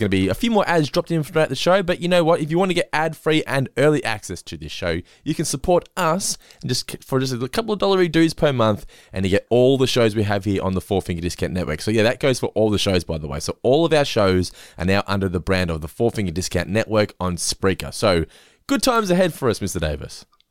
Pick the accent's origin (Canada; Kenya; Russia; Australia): Australia; We're Aussie as it gets